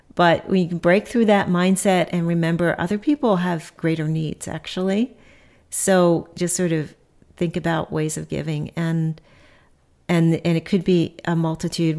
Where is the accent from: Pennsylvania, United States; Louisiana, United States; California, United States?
Pennsylvania, United States; Philadelphia; now in Cambridge, Nebraska, United States; I grew up in Philadelphia